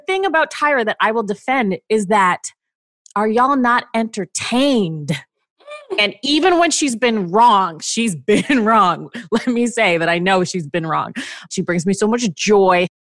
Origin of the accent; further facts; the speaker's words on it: Canada; I am Canadian. … the senior writer at Refinery 29 Canada.